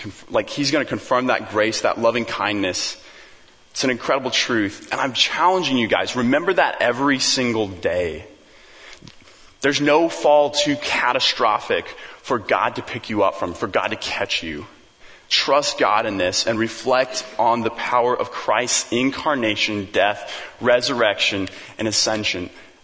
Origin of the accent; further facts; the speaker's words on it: Papua New Guinea; And I remember growing up in New Guinea, like we'd drive on all these crazy mountain roads.